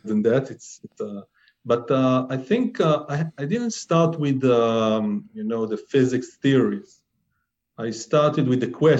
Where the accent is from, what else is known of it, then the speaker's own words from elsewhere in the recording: Israel; I'm from Israel